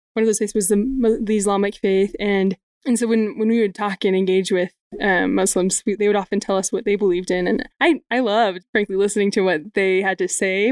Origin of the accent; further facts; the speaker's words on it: Utah, United States; I grew up in Utah